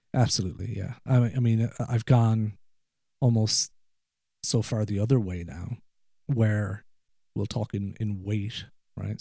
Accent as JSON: {"language": "English", "country": "Ireland", "tie": "born or raised there", "accent": "Irish", "moved": "as an adult", "lives_now": "Ohio, United States", "said": "where I grew up in, in rural Ireland, there's a lot of hills and mountains"}